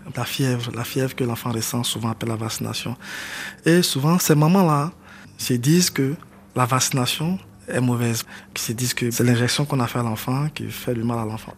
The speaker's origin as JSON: {"language": "French", "town": "Man", "region": "Montagnes", "country": "Côte d’Ivoire", "said": "Je suis originaire de Mans, je suis d'ethnie Yakuba, fils de la région"}